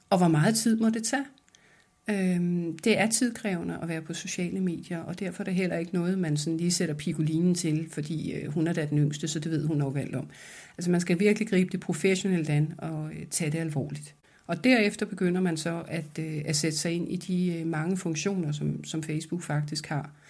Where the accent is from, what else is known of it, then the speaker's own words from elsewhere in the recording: France; now in Denmark; Da jeg kom til Danmark fra Frankrig, så havde jeg en tendens til at synes, at de der top-down beslutninger var de bedste.